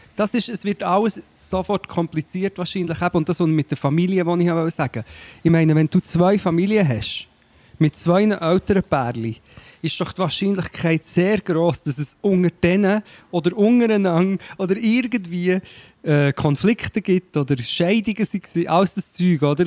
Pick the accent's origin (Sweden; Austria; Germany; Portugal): Portugal; moved away; ich bin ja in Portugal aufgewachsen